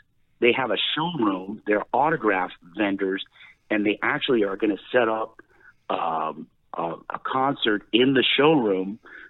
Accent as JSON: {"language": "English", "town": "Westport", "region": "Connecticut", "country": "United States", "tie": "born or raised there", "said": "because I grew up in Westport, Connecticut."}